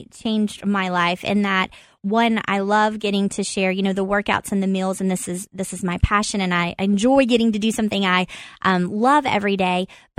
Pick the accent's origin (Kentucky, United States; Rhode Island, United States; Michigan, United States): Kentucky, United States; Corbin; Well, yeah, it's a small town, and it was life growing up was true to that, like a small town feel.